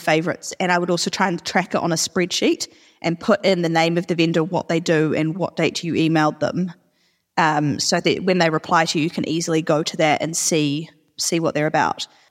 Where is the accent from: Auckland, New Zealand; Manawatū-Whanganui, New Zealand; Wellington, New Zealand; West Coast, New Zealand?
Auckland, New Zealand; moved away; we're actually both from Auckland